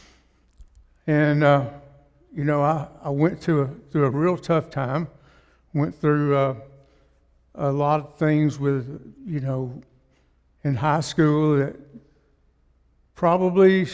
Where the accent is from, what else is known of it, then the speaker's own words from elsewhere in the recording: Russellville, United States; I'm from Russellville